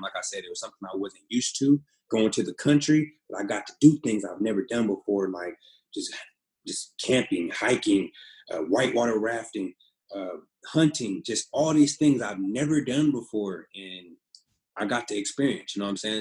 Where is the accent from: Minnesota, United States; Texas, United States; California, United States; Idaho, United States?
California, United States; Pasadena; moved away; also born or lived in Oregon; I'm from Pasadena, California, uh, born and raised there